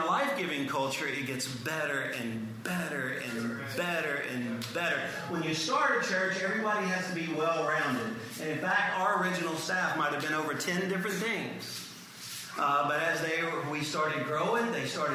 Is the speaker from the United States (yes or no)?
yes; Cajun, Louisiana, United States; being a Cajun